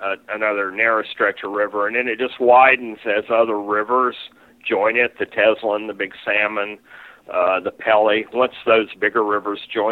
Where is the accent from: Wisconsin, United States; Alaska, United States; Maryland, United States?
Alaska, United States; Skagway; we're from Skagway, Alaska